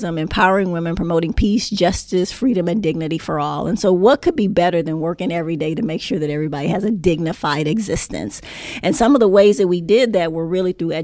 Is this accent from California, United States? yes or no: yes; Los Angeles, California, United States; moved away; I grew up in Los Angeles, grew up in South Central L.A., about four blocks from the L.A. Sports Arena